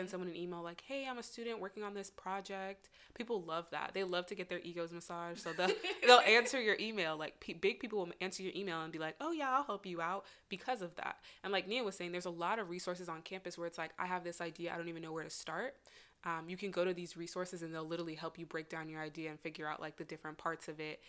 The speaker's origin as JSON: {"language": "English", "town": "El Paso", "region": "Texas", "country": "United States", "tie": "born or raised there", "also_born_or_lived": "Los Angeles, California", "moved": "as an adult", "said": "I was born and raised in El Paso, Texas"}